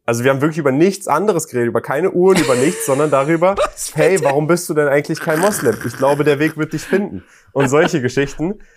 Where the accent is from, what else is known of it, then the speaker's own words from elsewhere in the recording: Germany; jemand, der nicht mal deutsche Wurzeln hat, sondern in Deutschland geboren ist